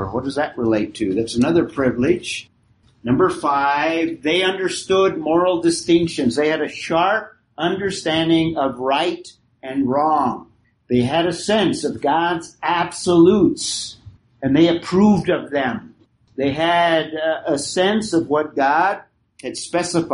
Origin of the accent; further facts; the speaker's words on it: United States; we have as American citizens.